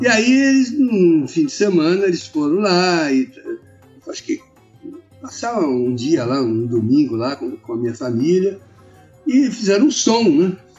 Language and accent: Portuguese; São Paulo, Brazil; E a gente morava em São Paulo, eu sou paulista